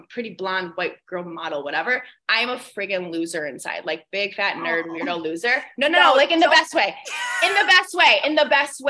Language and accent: English; Buffalo, New York, United States; moved away as an adult; also born or lived in Los Angeles; I moved back to Buffalo from Los Angeles in June, July-ish of 2021